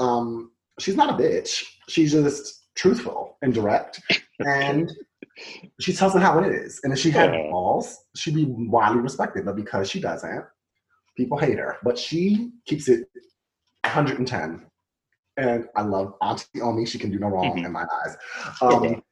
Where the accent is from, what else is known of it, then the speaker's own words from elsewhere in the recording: New Jersey, United States; as a Jersey boy